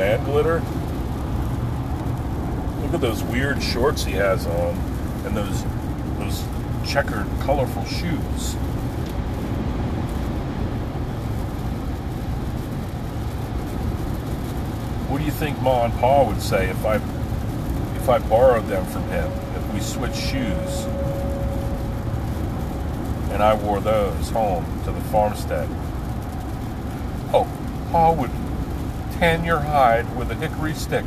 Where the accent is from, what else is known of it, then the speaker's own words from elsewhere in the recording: New Jersey, United States; at the Fork and River exit of the Garden State Parkway in New Jersey, right by my hometown